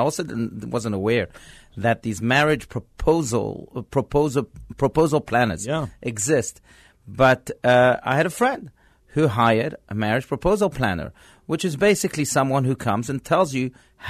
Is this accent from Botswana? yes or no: no; France; born there; First of all, he was French, and you know, I was born in France.